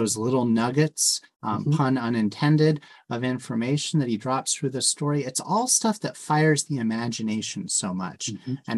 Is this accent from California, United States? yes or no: yes; California Bay Area, United States; as a kid growing up in the California Bay Area